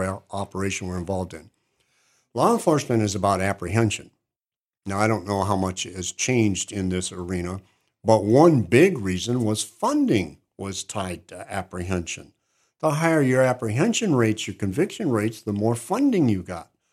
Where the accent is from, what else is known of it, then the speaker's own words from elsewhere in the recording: Upper Peninsula, Michigan, United States; moved away as an adult; now in Cookeville, United States; I have six acres where I grew up in the Upper Peninsula, Michigan.